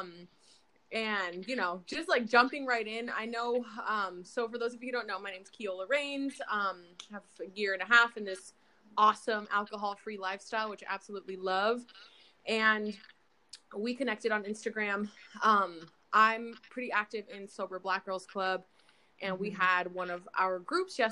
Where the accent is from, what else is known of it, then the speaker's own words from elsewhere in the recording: Apple Valley, California, United States; I grew up in Apple Valley, California